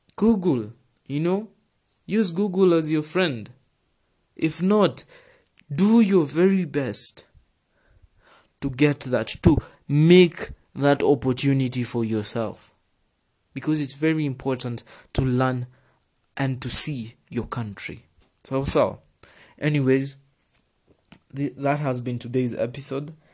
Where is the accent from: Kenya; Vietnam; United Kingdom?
Kenya; I'm from Kenya